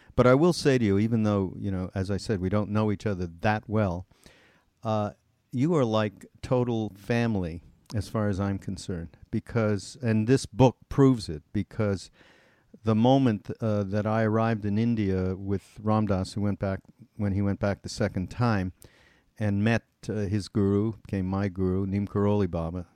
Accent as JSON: {"language": "English", "town": "Montreal", "region": "Quebec", "country": "Canada", "tie": "born or raised there", "said": "I'm from Montreal, and we actually grew up in the same area of Montreal called West Mount"}